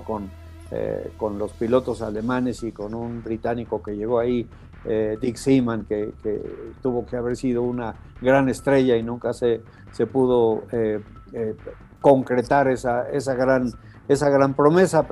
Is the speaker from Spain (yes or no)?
no; Mexico; somos mexicanos